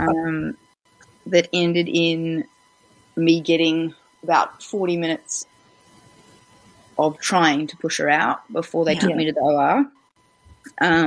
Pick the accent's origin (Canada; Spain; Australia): Australia; moved away as an adult; now in Wellington, New Zealand; I'm originally from Australia, and my husband is a Kiwi, but I've been here for coming up probably 12 years now.